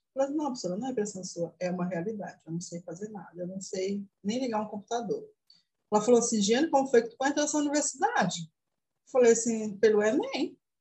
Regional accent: Tomé-Açu, Pará, Brazil; Sou da cidade de Tomeaçu, interior do Pará, próximo aproximadamente 200 quilômetros de Belém, capital.

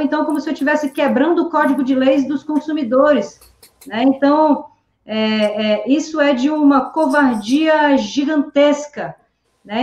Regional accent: Manaus, Amazonas, Brazil; moved away as an adult; also born or lived in São Paulo; o meu grande sonho também de sair de Manaus

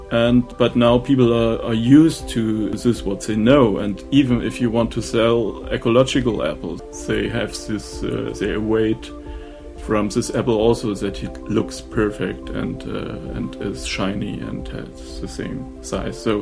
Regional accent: Oppenheim, Rhineland-Palatinate, Germany; English is a second language; I'm from Oppenheim

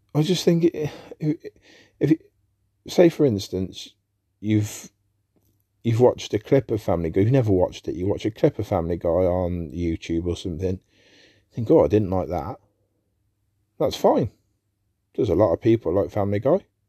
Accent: England, United Kingdom; I'm an Englishman. I'm British.

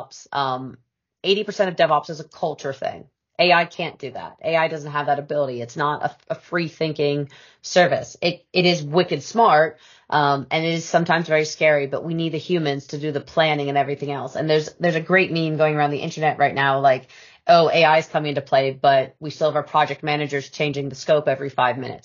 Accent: United States; now in United Kingdom; being an American by birth

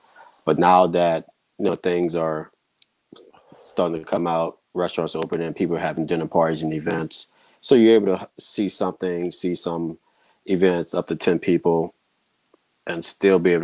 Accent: New Orleans, Louisiana, United States; now in Los Angeles, United States; I'm not from LA originally. I'm from New Orleans, so. Born, have a Southern background

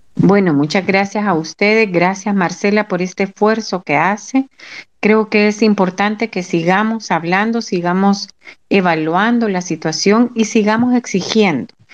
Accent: El Salvador; como salvadoreños y salvadoreñas

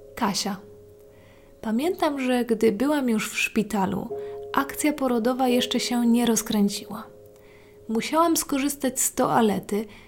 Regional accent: mountain regions of Poland, Poland; Tam skąd pochodzę, zima była bardzo mroźna, surowa i śnieżna

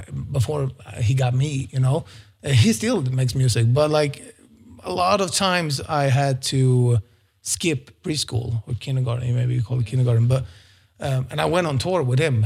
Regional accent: Sweden; moved away as an adult; also born or lived in Stockholm; it's crazy expensive in Stockholm compared to my hometown

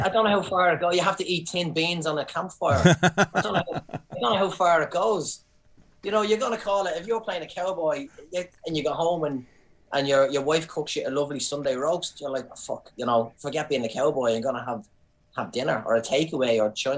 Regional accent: Ireland; moved away as an adult; now in New Zealand; I'm Irish

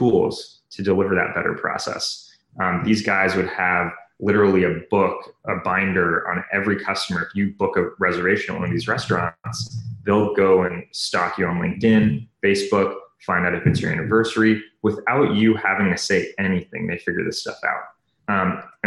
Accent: Bay Area, California, United States; also born or lived in New York; I grew up in the Bay Area. I was actually born in New York, but grew up kind of around the startup tech scene

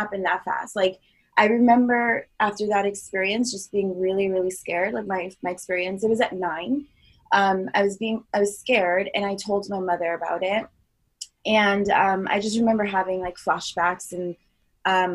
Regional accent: Long Island, New York, United States; also born or lived in Florida; now in Los Angeles, United States; I'm originally from Long Island, New York. I spent a big part of my adolescence in Florida

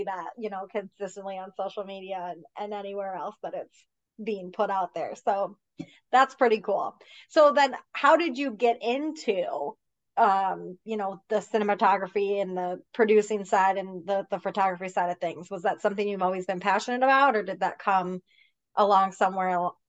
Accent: Michigan, United States; I mean, I'm a Packers fan myself. I grew up

